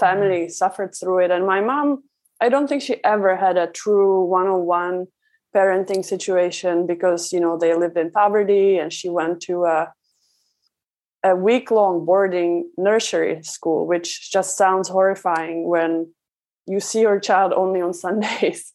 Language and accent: English; Czechia; moved away; I was raised in Czech Republic